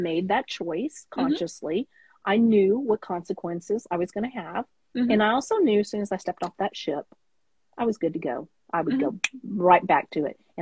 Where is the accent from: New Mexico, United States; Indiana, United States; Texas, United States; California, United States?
Texas, United States; I'm a Tex-Mex girl. I'm from Texas